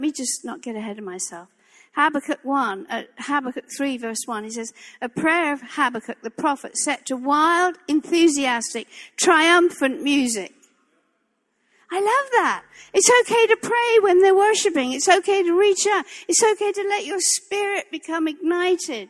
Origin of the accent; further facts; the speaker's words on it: England, United Kingdom; moved away; this English girl